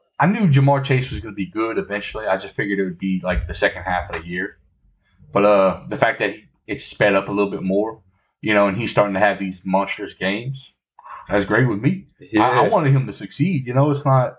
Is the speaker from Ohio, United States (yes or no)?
no; Louisiana, United States; I'm from Louisiana